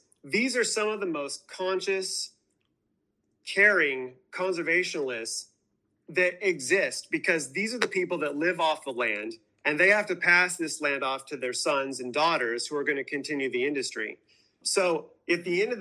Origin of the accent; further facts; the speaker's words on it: Washington, United States; also born or lived in Los Angeles area; I was born and raised in Washington State in farm country